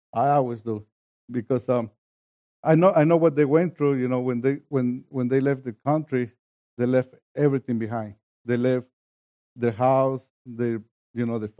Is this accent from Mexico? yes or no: yes; Mexico; English is a second language; moved away; I come from Mexico, I crossed the border, I come to a country where I didn't speak the language